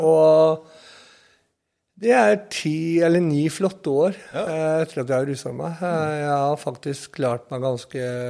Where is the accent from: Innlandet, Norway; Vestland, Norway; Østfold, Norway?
Østfold, Norway; Sarpsborg; på Sandbakken der jeg kommer ifra